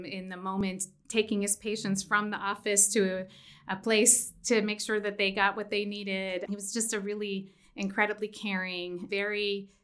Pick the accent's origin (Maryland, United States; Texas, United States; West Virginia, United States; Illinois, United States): Maryland, United States; Washington, D.C. area; moved away as an adult; also born or lived in upstate New York / California; now in Mountain West, United States; I was born in the Washington, D.C. area